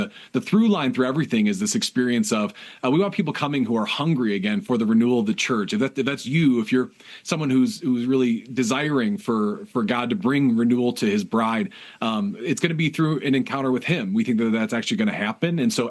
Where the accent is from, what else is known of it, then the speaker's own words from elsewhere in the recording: outside of Chicago, Illinois, United States; the Midwest, where I grew up outside of Chicago